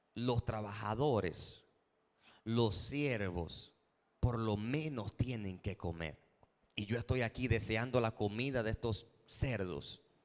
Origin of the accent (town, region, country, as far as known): Dominican Republic